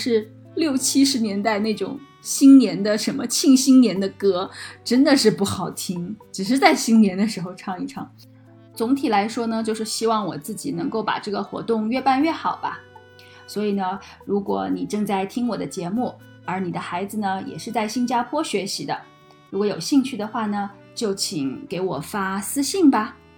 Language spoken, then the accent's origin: Chinese; China; 口音还是很不一样，因为我是从大陆来的嘛，然后他是从台湾来的。